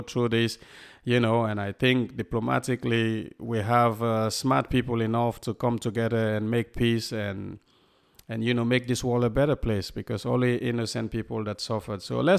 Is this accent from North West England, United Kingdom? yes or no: yes; Southport, North West England, United Kingdom; when I never tell people I come from Southport, not because I don't want to talk about Southport, because when you're in America or other place, you see you come from Southport, they go, where is that?